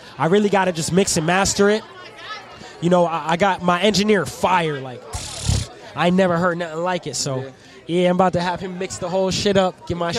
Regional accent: Boston, Massachusetts, United States; Well, they call them Bostonians, but I wouldn't even. I'm a Bostonian, but like I said, I lived all over.

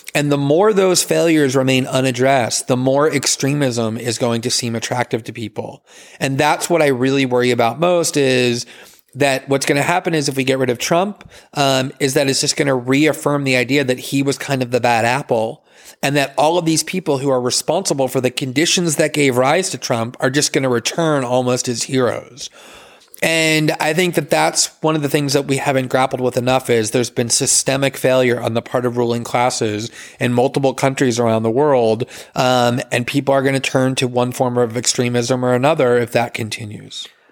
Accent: United States; as an American

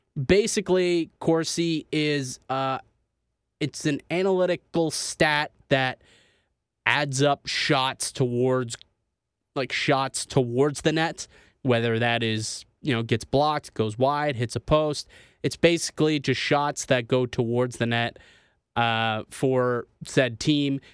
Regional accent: Niagara Falls, Ontario, Canada; moved away as an adult; now in Toronto, Canada; I'm from Niagara Falls. Uh, that's where I'm, uh, you know, born and raised

